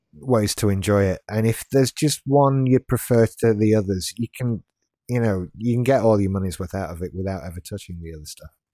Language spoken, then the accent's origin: English; Yorkshire and the Humber, United Kingdom; now in West Yorkshire, United Kingdom; I'm from South Yorkshire